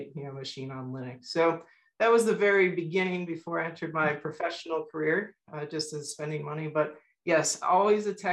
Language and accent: English; South Florida, United States; I grew up in South Florida